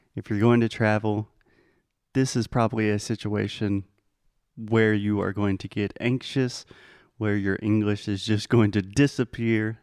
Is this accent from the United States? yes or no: yes; United States; as an American